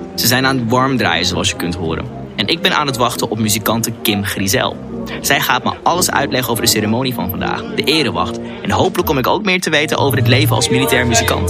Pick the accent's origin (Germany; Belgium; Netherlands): Netherlands